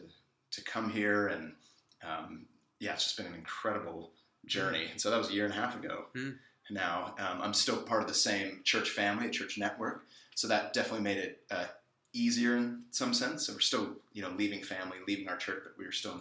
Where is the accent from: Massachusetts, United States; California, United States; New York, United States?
California, United States; San Francisco Bay Area; growing up in the San Francisco Bay Area